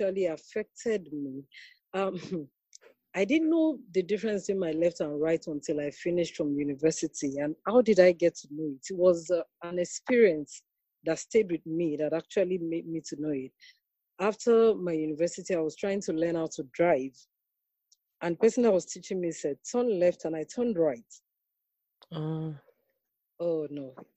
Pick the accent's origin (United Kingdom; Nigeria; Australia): Nigeria; I'm from Nigeria